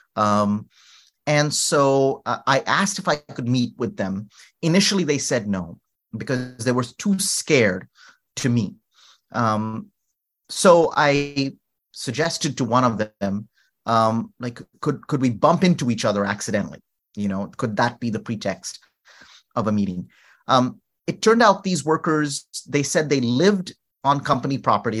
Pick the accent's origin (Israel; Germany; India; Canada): India; North India; moved away; also born or lived in New Orleans; I was from North India and speaking, you know, Hindi, Urdu